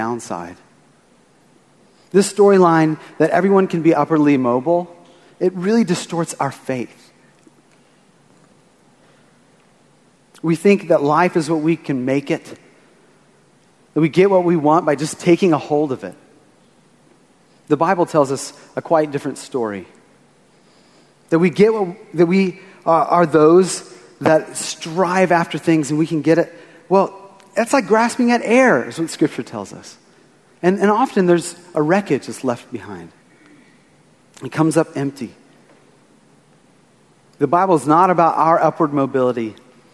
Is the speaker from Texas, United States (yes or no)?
yes; Austin, Texas, United States; moved away as an adult; It's been almost a year that I've been back in Austin. I grew up here. This is my hometown